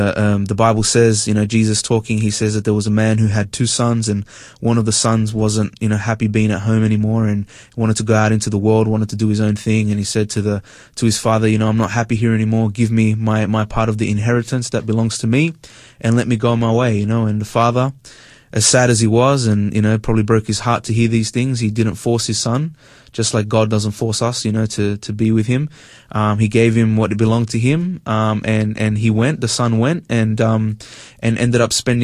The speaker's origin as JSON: {"language": "English", "town": "Sydney", "region": "New South Wales", "country": "Australia", "tie": "born or raised there", "said": "I grew up in Sydney. I'm Hispanic. I father's from Spain, mother's from Peru."}